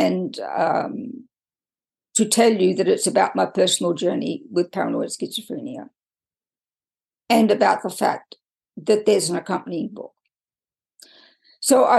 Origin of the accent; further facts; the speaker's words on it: Australia; moved away as an adult; also born or lived in United Kingdom / France; now in United States; I was born and raised in Australia, and I've done nothing to get rid of my accent